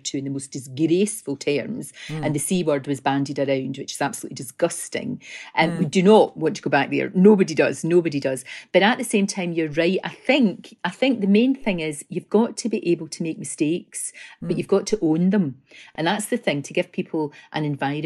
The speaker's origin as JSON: {"language": "English", "region": "Scotland", "country": "United Kingdom"}